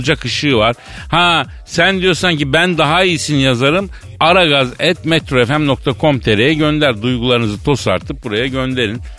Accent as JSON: {"language": "Turkish", "region": "Elazığ Province", "country": "Turkey", "said": "Ya ne arar güzelim biz Elazığlıyız kuru iklim çocuğuyuz."}